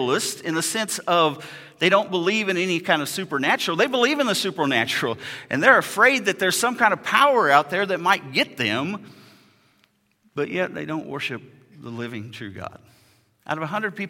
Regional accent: United States; moved away as an adult; now in Ukraine; I'm American

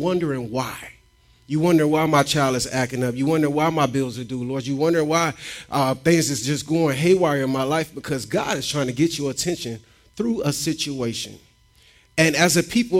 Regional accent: Tampa, Florida, United States; moved away as an adult; also born or lived in Trenton, Florida / Chiefland, Florida; I'm from Tampa, Florida

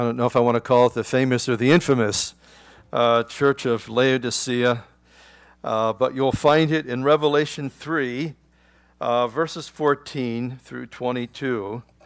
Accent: United States; as an American

